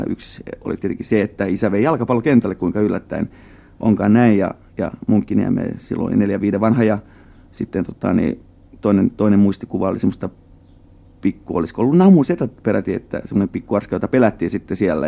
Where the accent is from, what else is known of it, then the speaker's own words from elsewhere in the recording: Finland; first language Tatar; tatarilainen vähemmistö täällä Suomessa ja, ja sitten tota, niin, tämä meidän suku on tullut 1800-luvun loppupuolella täällä tänne Suomeen